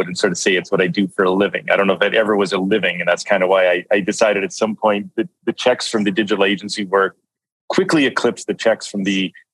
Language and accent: English; Canada; I'm from Canada here